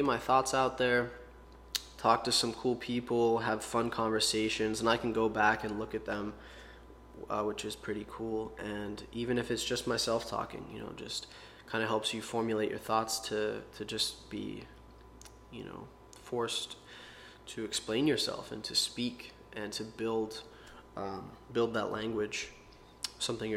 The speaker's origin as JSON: {"language": "English", "town": "Pittsburgh", "region": "Pennsylvania", "country": "United States", "tie": "born or raised there", "said": "I was born in Pittsburgh, Pennsylvania, and pretty normal life, normal childhood."}